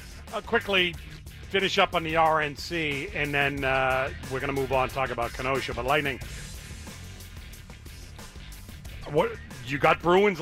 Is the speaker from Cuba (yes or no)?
yes; Cuba; Let me tell you about bad, because I grew up in Cuba.